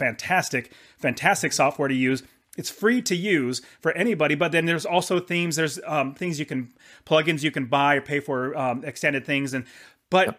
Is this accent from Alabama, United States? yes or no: no; Fresno, California, United States; That's where I was born in California